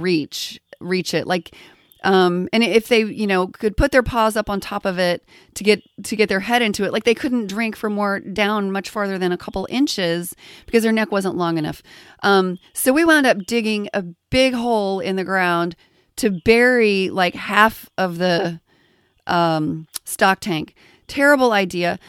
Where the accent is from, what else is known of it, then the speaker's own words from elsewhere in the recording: Texas, United States; I grew up in Texas around cattle